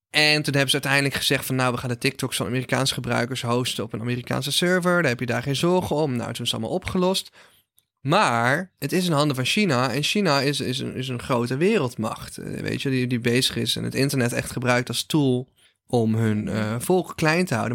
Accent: North Brabant, Netherlands; Ik kom uit Brabant, heb altijd carnaval

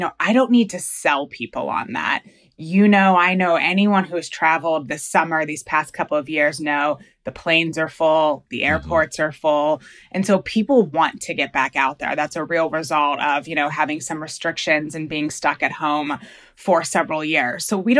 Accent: Pittsburgh, Pennsylvania, United States; growing up in Pittsburgh on the Three Rivers, crew is a big sport here.

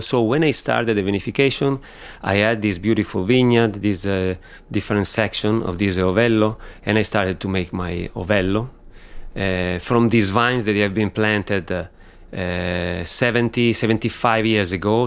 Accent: Barbaresco, Piedmont, Italy; also born or lived in Alba; I grew up in Barbaresco. I lived in Barbaresco

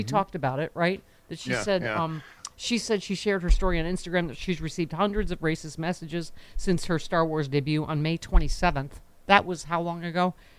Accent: Buffalo, New York, United States; the Buffalo Massacre, you know, my hometown

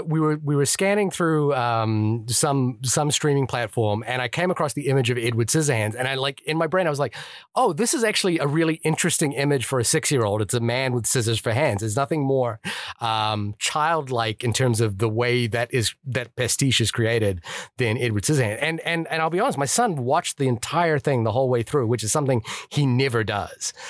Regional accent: New Zealand; I'm from New Zealand

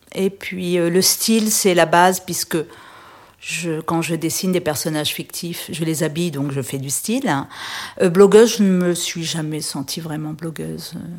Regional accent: Réunion; moved away as an adult; also born or lived in Paris; now in Menton, France; j'ai quitté la Réunion après mon bac euh, au début des années 80

